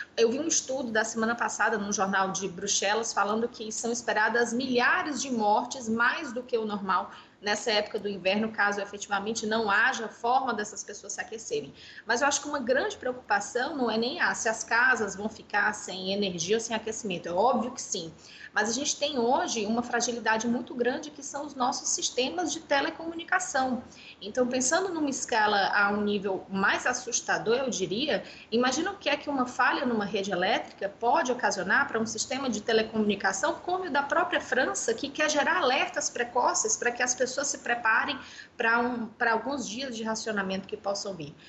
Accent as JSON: {"language": "Portuguese", "town": "Fortaleza", "region": "Ceará", "country": "Brazil", "tie": "born or raised there", "moved": "yes", "said": "eu estou em Fortaleza, que é, a minha, que é a minha cidade natal, no Ceará"}